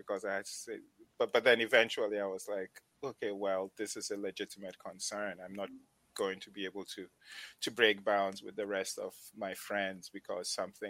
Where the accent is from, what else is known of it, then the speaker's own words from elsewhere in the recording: Upper West, Ghana; also born or lived in Tamale; So I come from the Upper West region of Ghana, but my mom and dad met in the Northern region of Ghana. I was born in Tamale.